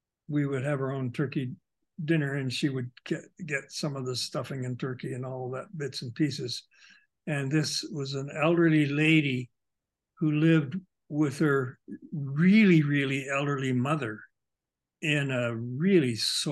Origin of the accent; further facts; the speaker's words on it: Toronto, Ontario, Canada; I grew up in Toronto.